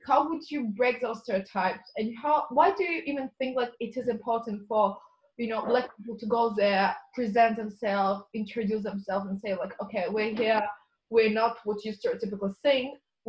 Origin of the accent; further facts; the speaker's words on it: Ukraine; I'm from Ukraine.